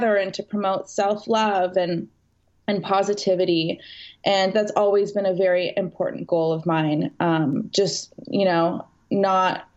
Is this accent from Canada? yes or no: yes; Canada; moved away as an adult; now in West Hollywood, United States; I grew up in Canada. I moved to West Hollywood